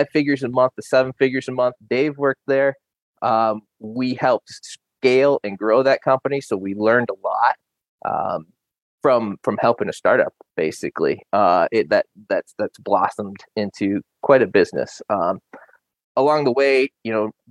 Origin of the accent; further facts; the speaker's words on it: Roscommon, Michigan, United States; also born or lived in Iowa / Bay City, Michigan; We moved back to Michigan, where I'm from. I'm from Roscommon, which is up north, and I live in Bay City currently